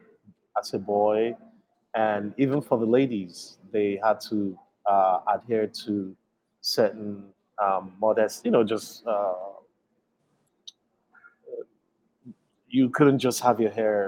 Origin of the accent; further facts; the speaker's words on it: Nigeria; also born or lived in United States; now in Chicago, United States; where I grew up in Nigeria